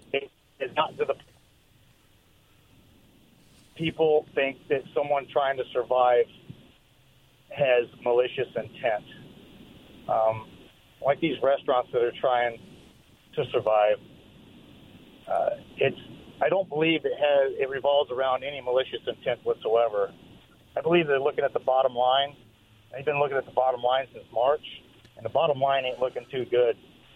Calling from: Richland, United States; from Richland.

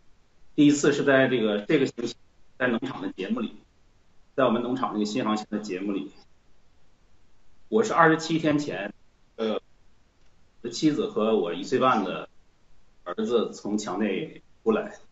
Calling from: Barcelona, Catalonia, Spain; 我是来自西班牙巴塞

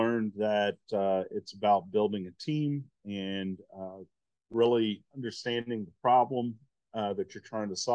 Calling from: New Hampshire, United States; Uh, we're based out of New Hampshire.

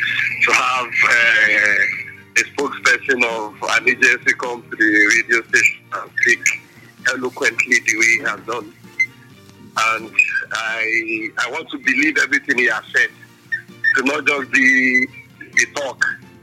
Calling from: Abeokuta, Ogun State, Nigeria; I'm calling from Abeokuta.

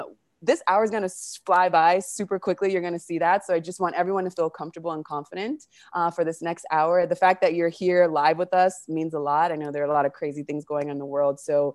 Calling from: Argentina; We're pretty global here, so I'm calling from Argentina.

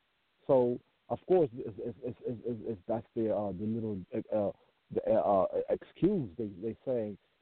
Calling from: Maryland, United States; I'm calling from Maryland.

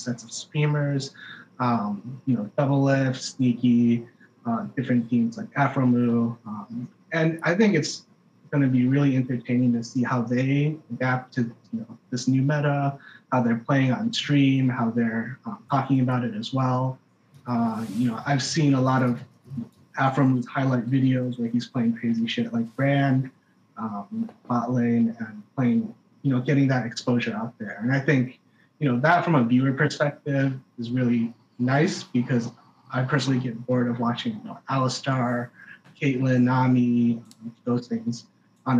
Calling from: San Francisco Bay Area, California, United States; I'm calling from the Bay Area

